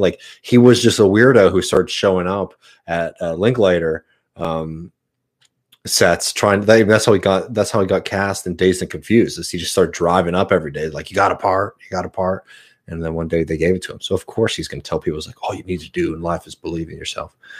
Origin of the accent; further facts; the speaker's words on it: Austin, Texas, United States; moved away; I'm from Austin, Texas. Uh, yeah, I was born in Saint David's Hospital